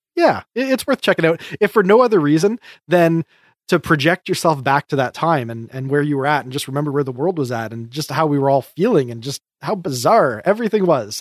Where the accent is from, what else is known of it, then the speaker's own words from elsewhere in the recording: Canada; We're just Canadian